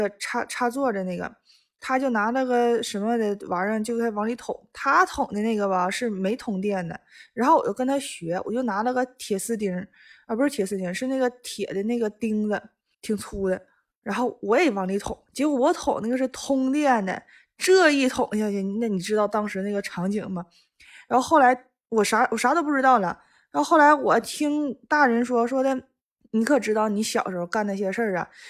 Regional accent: Northeast China, China; 我是东北人。

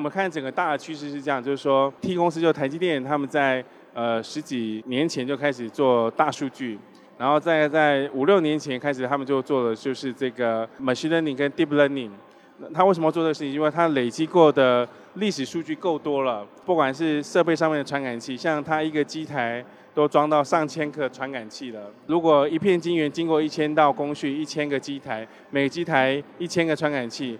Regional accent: Taiwan; 啊，对对对，对我我是台湾人。

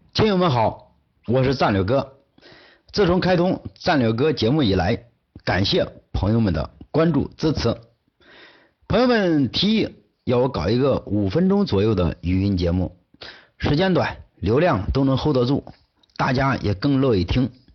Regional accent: China; 我们中国人最传统、最宝贵的精神财富之一

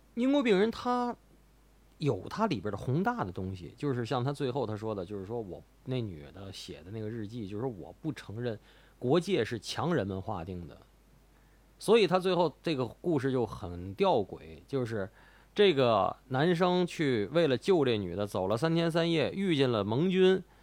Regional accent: Tianjin, China; 我妈就是北京人。但是我，以我是天津人为荣

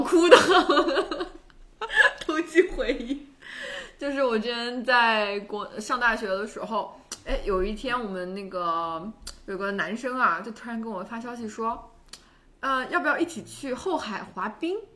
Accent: southern China, China; moved away as an adult; also born or lived in Beijing / Boston; now in United States; 我算是个南方人嘛，我们那儿冬天 不是经常下雪

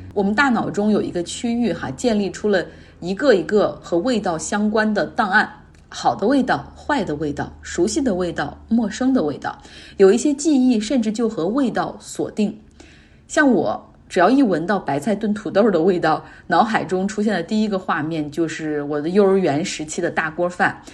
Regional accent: Northeast China, China; moved away; 我们东北人

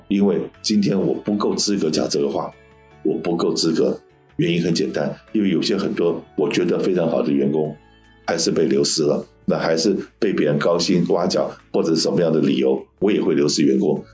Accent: Taiwan; moved away; 我的生长的环境是当年我在台湾出生长大嘛

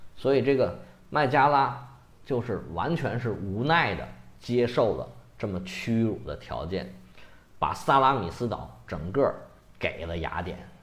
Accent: China; 虽然咱们中国人都很不喜欢他

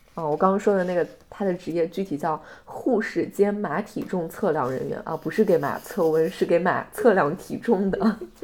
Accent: southern China, China; 即便我是一个南方人

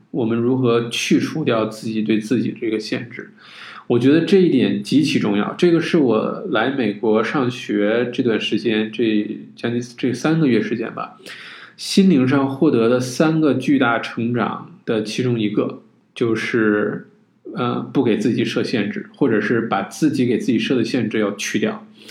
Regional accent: China; 就是说我们中国人不是说这个近朱者赤，近墨者黑，对吧？

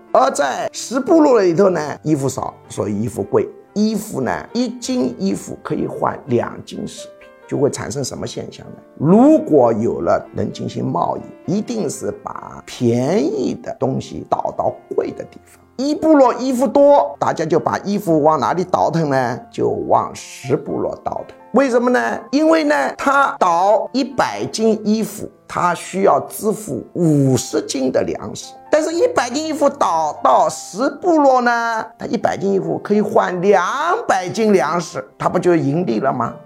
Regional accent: Jiangxi, China; 我老家江西省

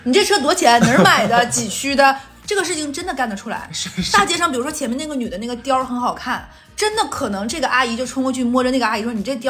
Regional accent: Northeast China, China; 但我要给大家举个例子，就是说我们东北人他能做出什么事儿呢？

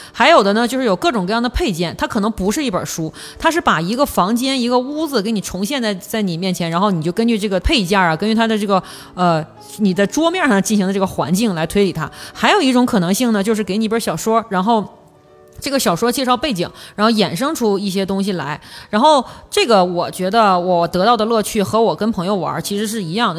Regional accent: northeastern China, China; accent: Northeastern; 用我们东北话讲

